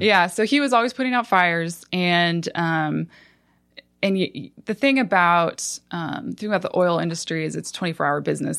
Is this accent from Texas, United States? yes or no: no; Williston, North Dakota, United States; moved away as an adult; also born or lived in Phoenix, Arizona; I grew up in North Dakota in a little town called Williston